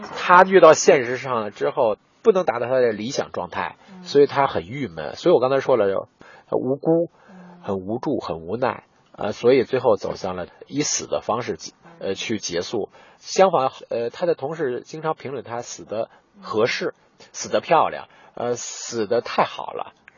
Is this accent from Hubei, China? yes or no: no; Beijing, China; 用咱们北京话讲